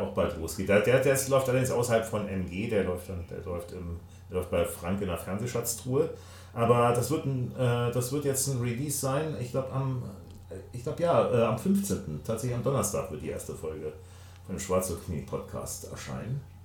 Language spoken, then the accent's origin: German; Hamburg, Germany; als Hamburger